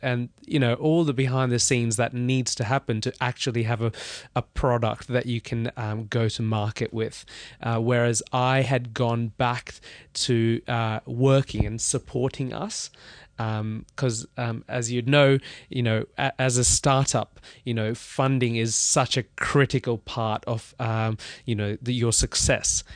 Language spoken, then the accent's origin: English; Melbourne, Victoria, Australia; moved away as an adult; also born or lived in India / Webuye, Kenya; now in London, United Kingdom; I grew up in Australia. Uh, long story, uh, but I was born in India. Um, when I was about two, two years old, we moved to Kenya